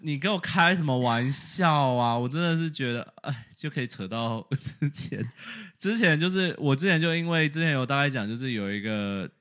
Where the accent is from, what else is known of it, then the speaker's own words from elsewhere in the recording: Taiwan; now in United States; 我们台湾人